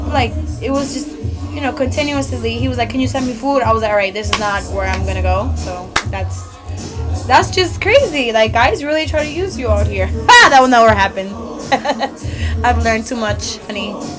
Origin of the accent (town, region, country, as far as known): New York City, New York, United States